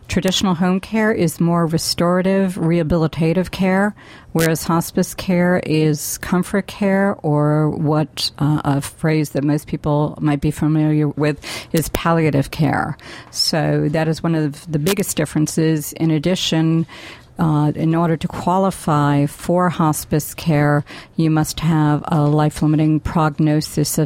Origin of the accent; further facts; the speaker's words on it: New Jersey, United States; also born or lived in San Diego; moved back to my home state of New Jersey in 2002